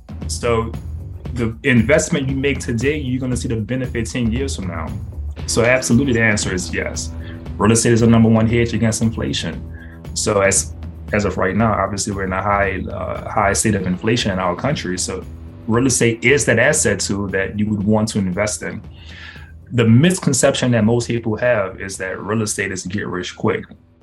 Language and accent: English; New Orleans, Louisiana, United States; born there; So I was born in New Orleans, Louisiana.